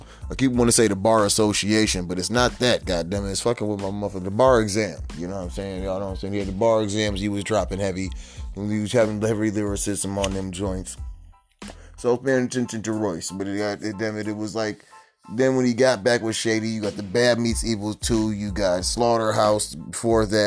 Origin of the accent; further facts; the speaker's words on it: United States; We come from a gang culture. We come from America.